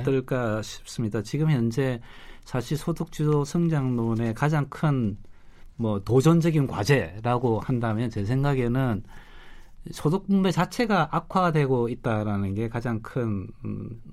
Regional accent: South Korea; 저는 한국 사람이지만

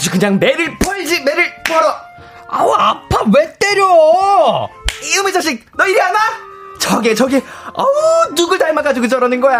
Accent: Seoul, South Korea; 저는 계속 서울이었습니다. 서울.

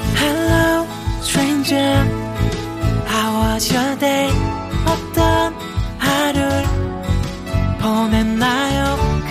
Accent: Ulsan, South Korea; 제 고향이 또 울산 아니겠습니까?

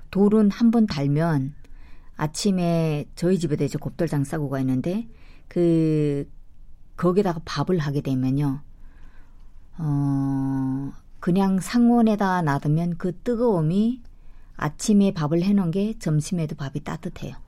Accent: North Korea; moved away; 우리는 그 북한 사람들은

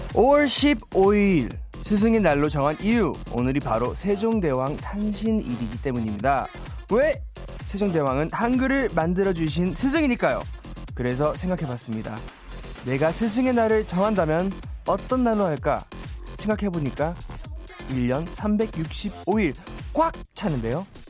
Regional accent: United States; Korean is a second language; moved away as an adult; now in South Korea; 미국에서 태어나고 자라가지고요

